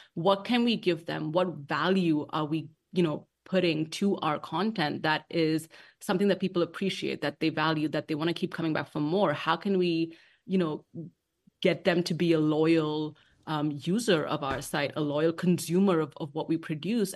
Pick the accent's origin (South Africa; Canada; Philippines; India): India; Mumbai, Maharashtra; moved away as an adult; also born or lived in London, United Kingdom; now in Washington, D.C., United States; I was born and raised in Bombay or Mumbai, as it's known now, um, in India